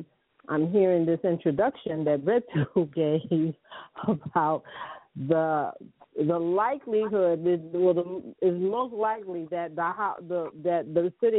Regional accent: New York City, New York, United States; growing up in New York City in Harlem, in the village of Harlem.

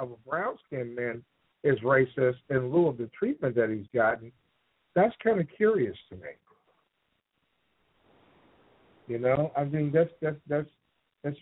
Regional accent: Chicago, Illinois, United States; because I'm from Chicago

